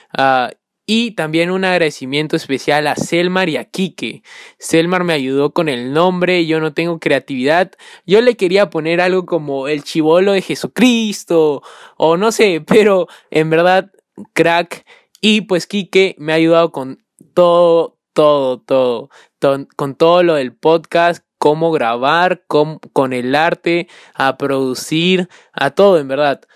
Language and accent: Spanish; Peru; soy peruano